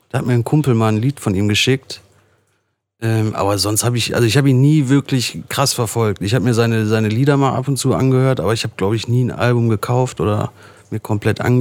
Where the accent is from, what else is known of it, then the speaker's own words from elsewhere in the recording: Ruhr area, North Rhine-Westphalia, Germany; Aus dem Ruhrpott natürlich.